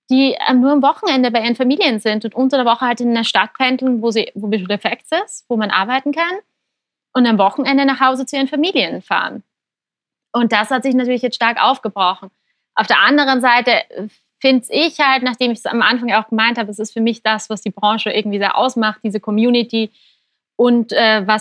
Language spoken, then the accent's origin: German; Graz, Styria, Austria; wir waren aber dieses Jahr zum Beispiel einfach mal zwei Monate in Graz, in meiner Heimat in Österreich.